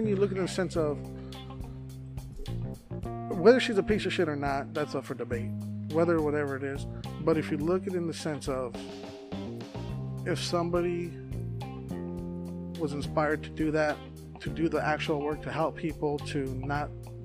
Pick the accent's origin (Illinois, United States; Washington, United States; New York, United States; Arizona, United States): Arizona, United States; Phoenix; I'm from South Phoenix